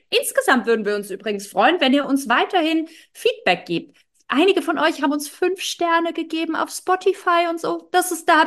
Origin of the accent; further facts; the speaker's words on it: Berlin, Germany; Als Berlinerin hier ist immer Karneval